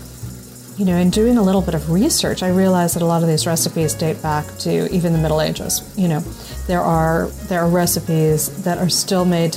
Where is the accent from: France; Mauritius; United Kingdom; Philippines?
France; Paris, Île-de-France; growing up in Paris